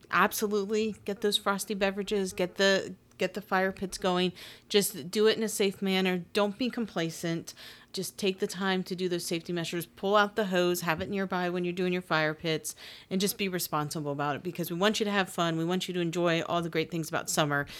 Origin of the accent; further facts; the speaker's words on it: Pennsylvania, United States; now in Maryland, United States; I'm from Pennsylvania